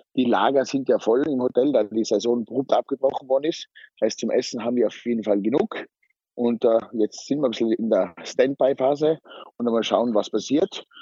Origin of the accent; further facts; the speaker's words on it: Zillertal, Tyrol, Austria; ich bin ein waschechter Tiroler und komme aus dem Zillertal vom Stockresort